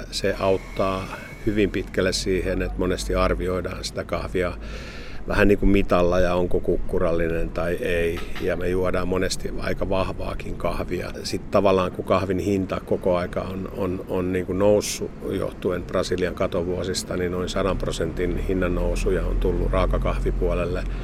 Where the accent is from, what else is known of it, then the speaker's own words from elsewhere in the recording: Finland; mitä me suomalaiset inhotaan